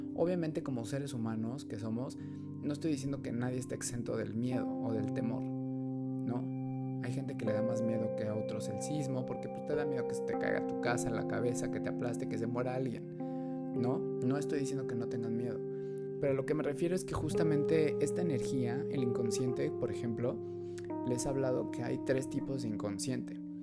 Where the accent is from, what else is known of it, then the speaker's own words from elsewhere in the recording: Mexico City, Mexico; mexicanos de la Ciudad de México